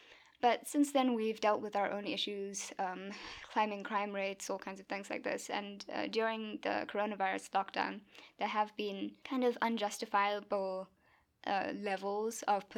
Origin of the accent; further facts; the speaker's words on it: South Africa; we are from South Africa